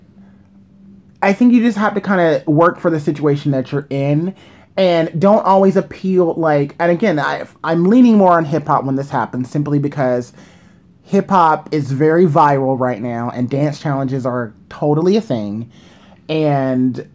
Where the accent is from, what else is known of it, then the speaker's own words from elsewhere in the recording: New York City, New York, United States; I'm a New Yorker